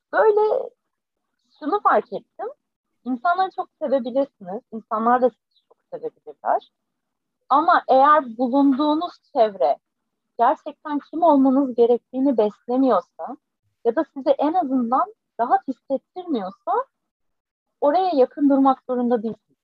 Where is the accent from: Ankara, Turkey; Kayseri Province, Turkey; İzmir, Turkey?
İzmir, Turkey; Foça; born or raised there